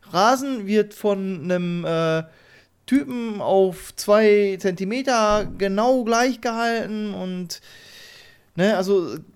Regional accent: Germany; als Deutscher

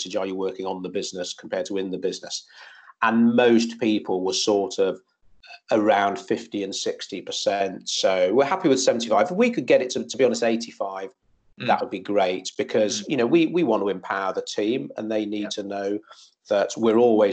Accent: Shropshire, West Midlands, United Kingdom; moved away as an adult; we're both from Shropshire. I went to the same school as her brothers

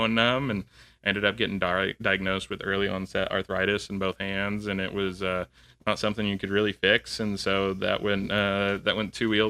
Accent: Southern California, United States; moved away as an adult; also born or lived in Oklahoma; I'm originally from Southern California

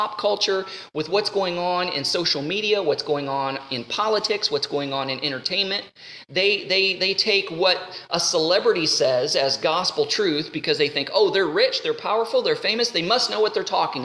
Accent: United States; I'm an American

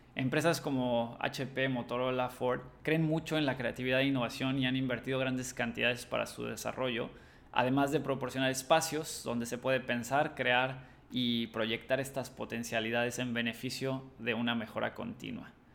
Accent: Cancún, Quintana Roo, Mexico; also born or lived in Madrid; soy cancunense

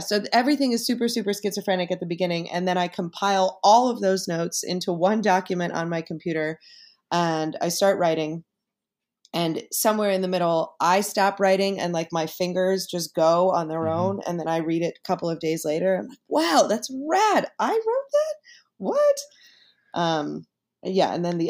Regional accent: New York, United States; it's also in New York and I'm a New Yorker and I know all the streets that he's talking about

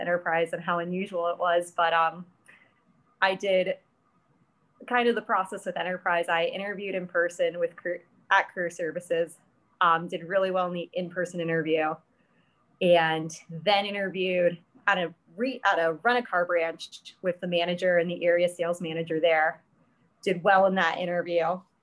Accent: Columbus, Ohio, United States; moved away as an adult; now in Pittsburgh, United States; I'm from Columbus, Ohio

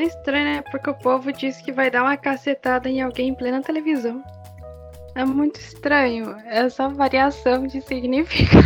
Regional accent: Brazil; o que nos identifica como brasileiros, por assim dizer, é a nossa cultura

